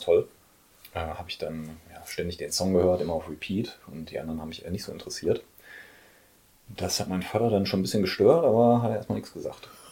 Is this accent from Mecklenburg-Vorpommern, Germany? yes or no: no; Oberhausen, North Rhine-Westphalia, Germany; also born or lived in Mülheim; now in Essen, Germany; bin gebürtiger Pottler, geboren in Oberhausen